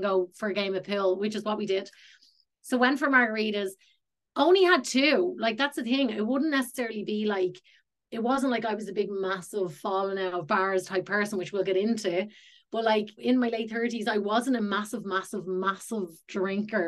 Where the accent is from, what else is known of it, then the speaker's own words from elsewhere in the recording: Ireland; moved away as an adult; also born or lived in Los Angeles, United States; So I am from Ireland and I'm back in Ireland now.